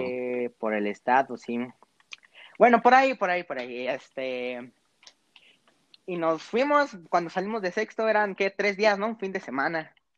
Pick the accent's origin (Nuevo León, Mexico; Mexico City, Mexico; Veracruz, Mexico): Nuevo León, Mexico; Monterrey; accent: regiomontano; mi, mi acento regiomontano que mis papás me han hecho recalcar que al parecer hablo como regio